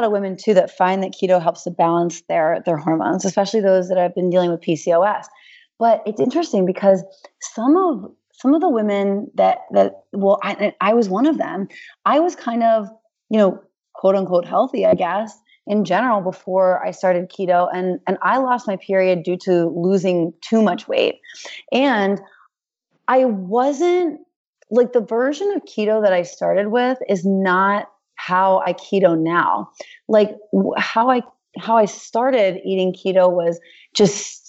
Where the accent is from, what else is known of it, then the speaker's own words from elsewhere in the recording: Hershey, Pennsylvania, United States; moved away; We're from Hershey, Pennsylvania, BT Dubs. So like I grew up with chocolate milk in my bottle